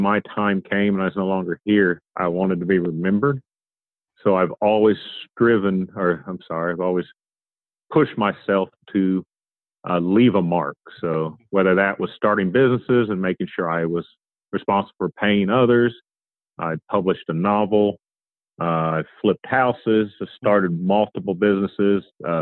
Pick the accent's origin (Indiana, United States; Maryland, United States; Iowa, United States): Indiana, United States; Columbus; I'm originally from Columbus, Indiana